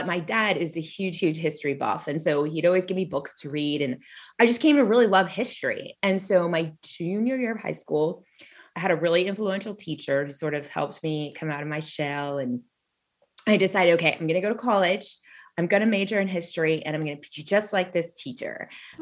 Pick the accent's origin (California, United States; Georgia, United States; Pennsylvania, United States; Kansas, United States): California, United States; Southern; I grew up in Southern California.